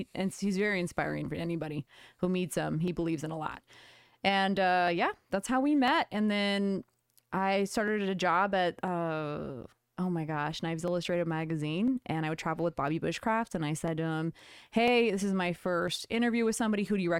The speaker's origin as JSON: {"language": "English", "region": "California", "country": "United States", "said": "That was my name because Callie was taken and I'm from California."}